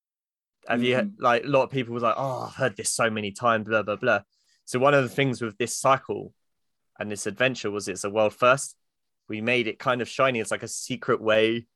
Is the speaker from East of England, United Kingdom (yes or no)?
yes; Luton, East of England, United Kingdom; moved away; I came from Luton